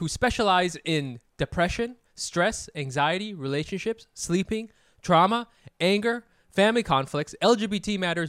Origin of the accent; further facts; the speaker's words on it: Mississippi, United States; We're actually from Mississippi, and it just rolled up.